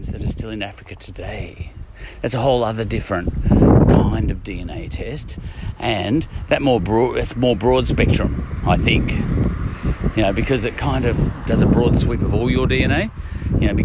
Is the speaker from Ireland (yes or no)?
yes; Ireland; I'm an Irishman